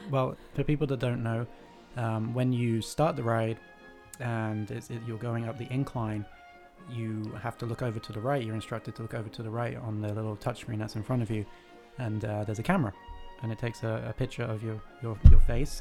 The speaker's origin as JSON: {"language": "English", "country": "United Kingdom", "said": "I am British"}